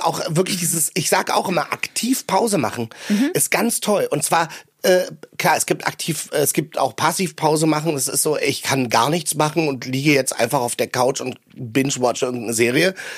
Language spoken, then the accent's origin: German; Berlin, Germany; in Berlin auch, weil ich bin am Stadtrand groß geworden